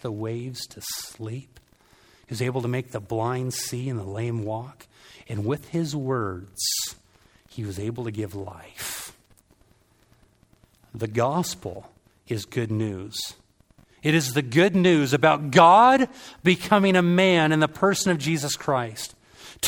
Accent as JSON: {"language": "English", "region": "Southern California", "country": "United States", "said": "I'm from Southern California"}